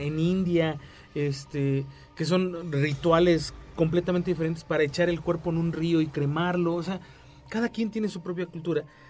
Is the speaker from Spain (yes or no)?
no; Mexico